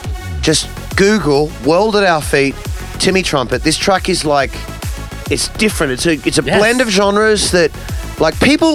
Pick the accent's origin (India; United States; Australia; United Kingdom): Australia; I came all the way from Australia to play on an art car, and now on the main stage